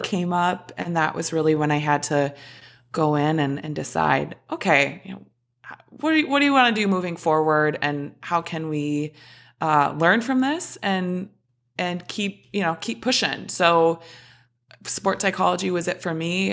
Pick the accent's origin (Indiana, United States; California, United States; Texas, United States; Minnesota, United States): Minnesota, United States; So I was born in Minnesota, grew up, was, played all the sports under the sun